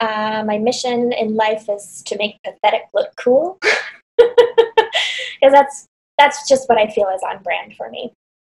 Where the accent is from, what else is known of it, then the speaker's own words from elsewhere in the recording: Wisconsin, United States; I'm actually from Wisconsin.